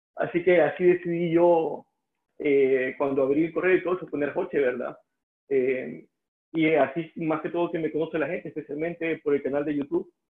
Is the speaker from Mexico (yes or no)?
no; El Salvador; first language Spanish; moved away as an adult; also born or lived in Estonia / Russia; me mudé de El Salvador a Estonia